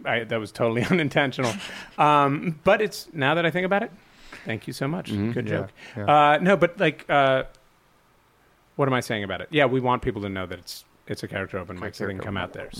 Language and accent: English; Montreal, Quebec, Canada; Well, I grew up, my parents spoke French because I'm from Montreal, and my dad was born in Chicago, but his parents are from France.